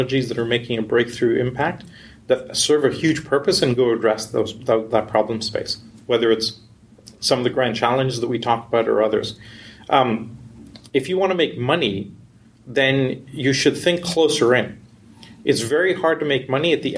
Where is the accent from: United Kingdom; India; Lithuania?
India; also born or lived in Canada / Europe / New York / West Coast, United States; now in United States; I grew up in India. I did my schooling in university in Canada